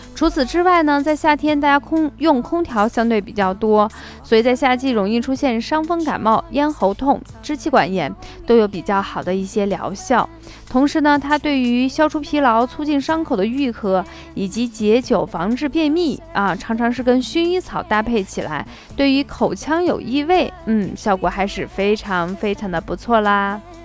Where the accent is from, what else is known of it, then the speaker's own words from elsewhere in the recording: Shaanxi, China; accent: Shaanxi dialect; 用我们陕西方言说